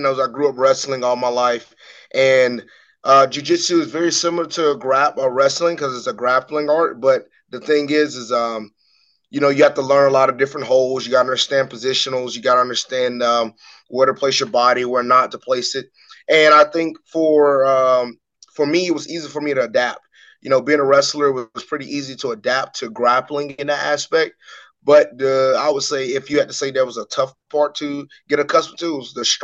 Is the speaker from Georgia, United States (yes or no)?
yes; Macon, Georgia, United States; my hometown of Macon, Georgia